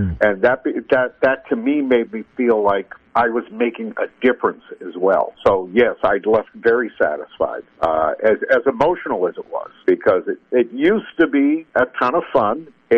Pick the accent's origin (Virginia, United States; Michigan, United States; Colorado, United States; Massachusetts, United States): Massachusetts, United States; Boston; moved away; also born or lived in Portland, Maine; I started working part-time in my hometown in Boston